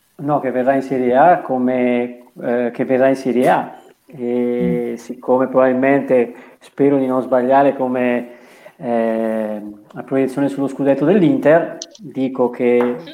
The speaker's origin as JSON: {"language": "Italian", "town": "Bergamo", "region": "Lombardy", "country": "Italy", "said": "sono di Bergamo"}